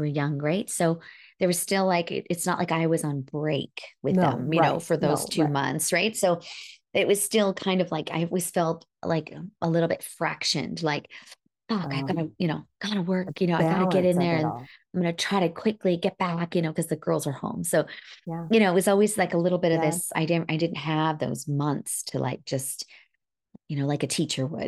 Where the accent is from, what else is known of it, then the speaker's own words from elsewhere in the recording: Northern Alberta, Canada; I grew up in Northern Alberta.